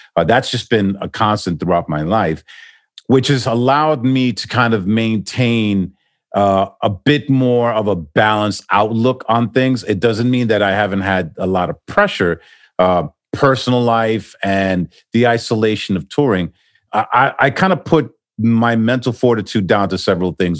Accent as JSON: {"language": "English", "town": "New York City", "region": "New York", "country": "United States", "tie": "born or raised there", "also_born_or_lived": "Manhattan / New Jersey", "moved": "as an adult", "lives_now": "Miami, United States", "said": "I'm originally from New York, born and raised in Queens"}